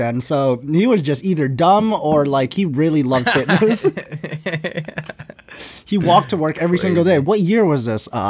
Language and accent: English; Kuwait; born there; I was born in Kuwait. So like I was born in the Middle East.